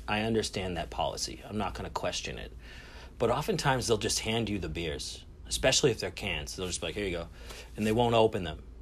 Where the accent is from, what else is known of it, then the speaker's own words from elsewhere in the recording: Lynn, Massachusetts, United States; I am from Lynn